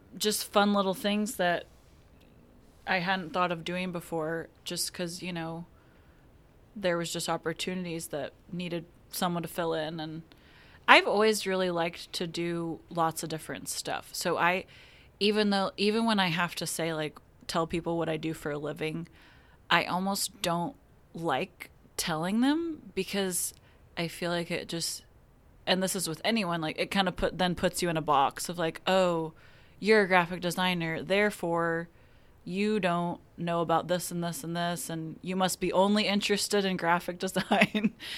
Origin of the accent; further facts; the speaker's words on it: Wichita, Kansas, United States; moved away as an adult; now in Tulsa, United States; I am from Wichita, Kansas